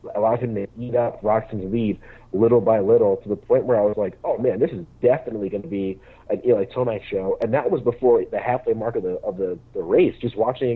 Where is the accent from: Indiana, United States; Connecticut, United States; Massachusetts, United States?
Connecticut, United States; now in Milwaukee, United States; I'm from Connecticut. I just live in Milwaukee.